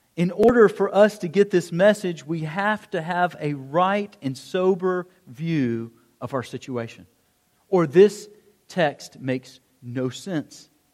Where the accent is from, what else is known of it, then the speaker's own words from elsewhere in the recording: United States; as an American Christian, and that's the only one that I, that's the only culture that I know well